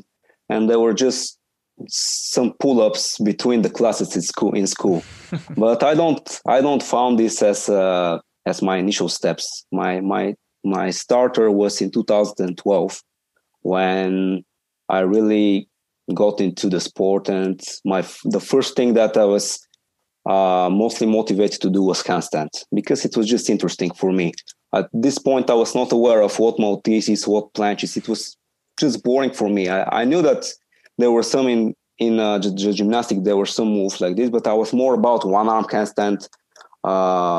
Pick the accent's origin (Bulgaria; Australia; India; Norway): Bulgaria; Sofia, Sofia City; from Bulgaria, Sofia.